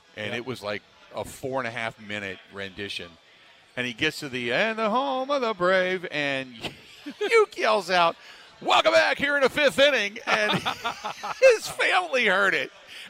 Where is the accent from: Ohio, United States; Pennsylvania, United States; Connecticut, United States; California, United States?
Ohio, United States; Cincinnati; moved away as an adult; now in Wisconsin, United States; I grew up in Cincinnati, and that was where the Finley Market Parade took place.